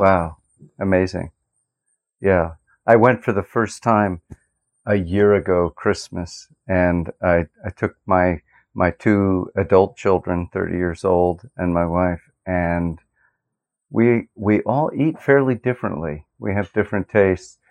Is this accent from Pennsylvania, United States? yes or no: yes; Lancaster County, Pennsylvania, United States; I grew up in Lancaster County, Pennsylvania